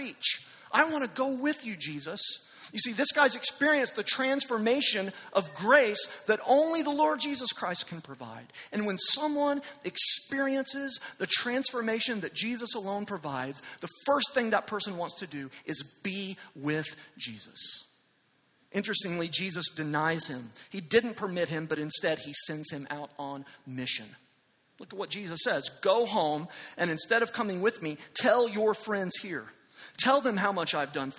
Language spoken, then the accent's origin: English; Amarillo, Texas, United States; moved away; I was in Amarillo last weekend, my hometown